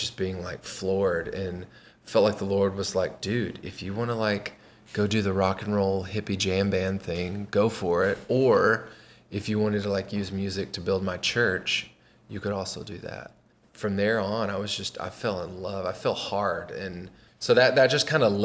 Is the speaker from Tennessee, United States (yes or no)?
yes; 1 hour east of Nashville, Tennessee, United States; my wife and I grew up in Tennessee. We grew up like 1 hour east of Nashville